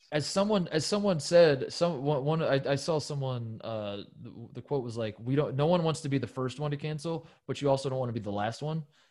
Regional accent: Big Ten country, Midwest, United States; I am from Big Ten country

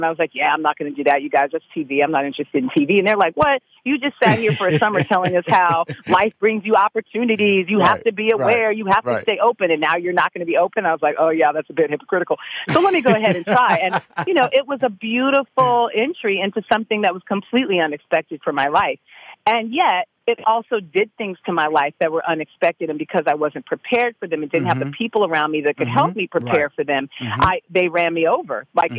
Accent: California, United States; I mean, I'm from California. I was living in D.C. I'd gone to school there.

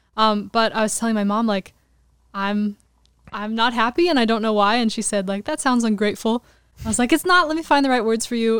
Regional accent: Glendale, California, United States; I grew up in Glendale, which is kind of outside the main

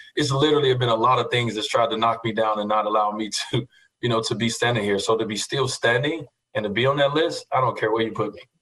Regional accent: Chicago, Illinois, United States; growing up in Chicago

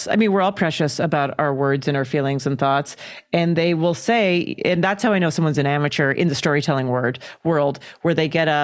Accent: Calgary, Alberta, Canada; I grew up in Calgary, Alberta, Canada

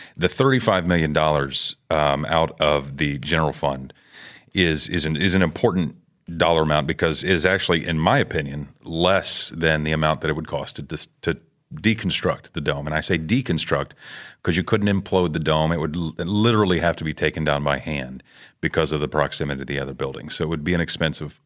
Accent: Houston, Texas, United States; I grew up in Houston, born and raised

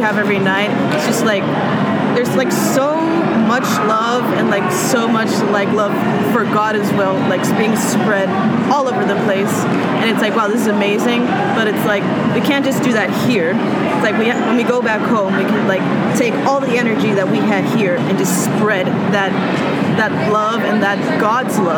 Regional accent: Puerto Rico; I'm also from Puerto Rico.

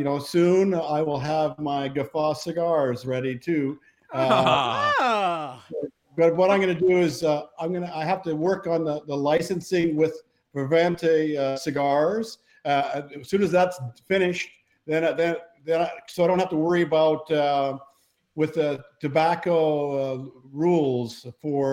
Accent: Canada; we're both Canadian

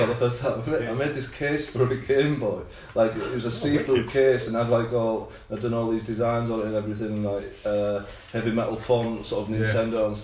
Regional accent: Withernsea, Yorkshire and the Humber, United Kingdom; also born or lived in Hull / Ibiza / New York; now in London, United Kingdom; I was born in Hull, in the north of England. I actually grew up like 20 miles east of that in a little seaside town called Withernsea

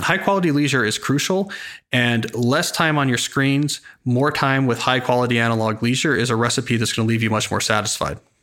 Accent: Princeton, New Jersey, United States; I grew up near Princeton, New Jersey

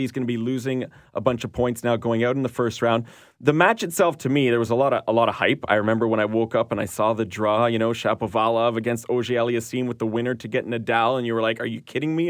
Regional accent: Canada; as a Canadian viewer

